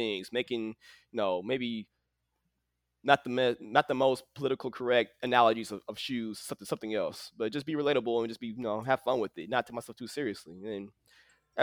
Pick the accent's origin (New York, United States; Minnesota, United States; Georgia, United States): Minnesota, United States; St. Paul; now in Austin, United States; I'm originally from St. Paul, Minnesota